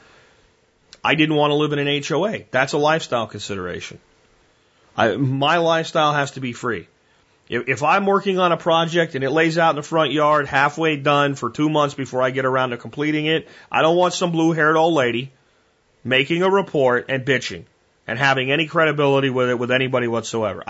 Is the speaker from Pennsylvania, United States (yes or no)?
yes; Pottsville, Pennsylvania, United States; also born or lived in Minersville, Pennsylvania; I did my teenage years of growing up in Pottsville and Minersville, Pennsylvania